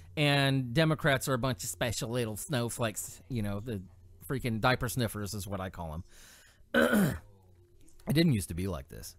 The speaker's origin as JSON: {"language": "English", "region": "California", "country": "United States", "tie": "born or raised there", "said": "I grew up in California"}